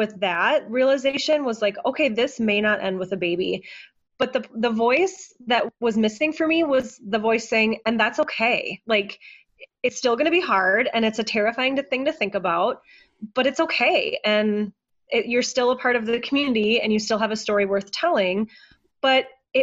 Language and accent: English; Minnesota, United States; also born or lived in Denver; I was born and raised in Minnesota